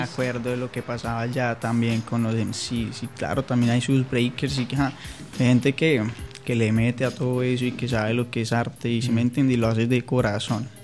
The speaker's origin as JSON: {"language": "Spanish", "country": "Colombia", "moved": "yes", "lives_now": "Florida, United States", "said": "vivimos en Florida, somos todos colombianos"}